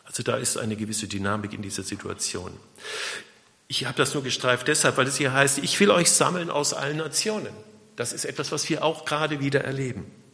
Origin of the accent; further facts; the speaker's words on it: Germany; wir gerade als, als Deutsche